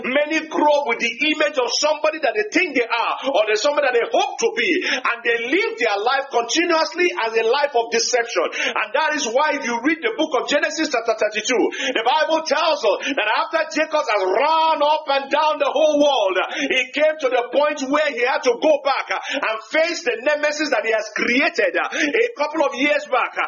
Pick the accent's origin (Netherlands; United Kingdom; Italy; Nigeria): Nigeria; now in United States; I know I live in America, but I'm a Nigerian